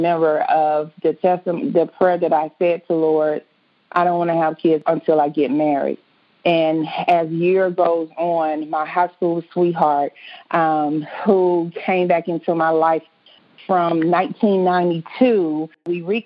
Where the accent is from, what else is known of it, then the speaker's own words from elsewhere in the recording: Indianapolis, Indiana, United States; I am from Indianapolis, Indiana